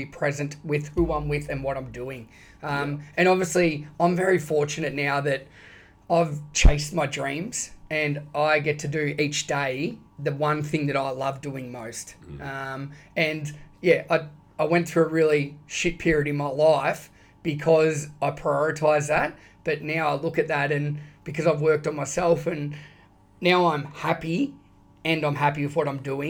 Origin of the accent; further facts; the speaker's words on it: Shepparton, Victoria, Australia; also born or lived in London; now in Bayside, Melbourne, Australia; growing up in Shepparton, played cricket and football at amazing clubs